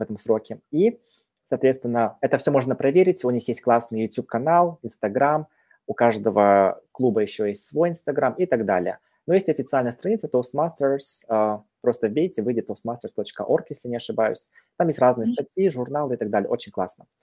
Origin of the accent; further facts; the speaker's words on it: Petropavl, North Kazakhstan Region, Kazakhstan; moved away; я родом из Казахстана, северного Казахстана, это недалеко от Омска, России, да, город Петропавловск, казахский Козлжар